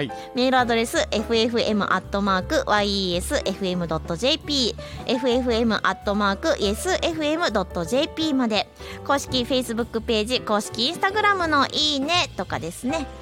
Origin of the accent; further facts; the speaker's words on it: Nara, Japan; 奈良県生まれ、奈良県育ち